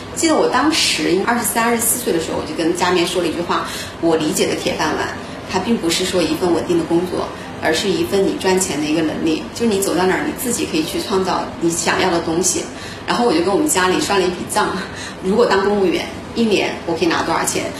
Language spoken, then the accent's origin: Chinese; Yibin, Sichuan, China; 我是来自于四川的宜宾，万里长江第一城，也是出名的九都